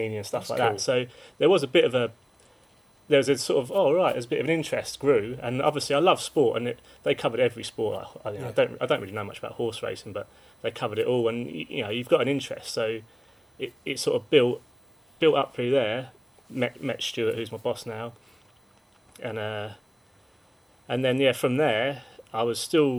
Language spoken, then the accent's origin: English; Woking, South East England, United Kingdom; I'm from Woking. I still live there. Yeah. I lived there all my life.